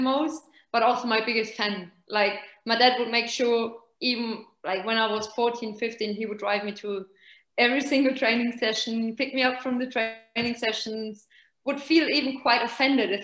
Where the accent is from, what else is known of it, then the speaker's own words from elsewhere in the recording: Nuremberg, Bavaria, Germany; moved away as an adult; also born or lived in England / Italy; We are from Nuremberg. So okay. There's FC Nuremberg, basically. That's our home team